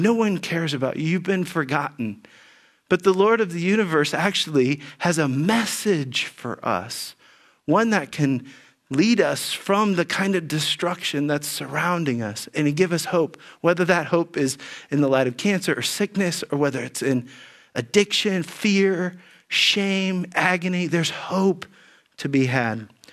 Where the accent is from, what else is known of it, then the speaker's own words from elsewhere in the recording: Dayton, Ohio, United States; as a kid growing up in Dayton, Ohio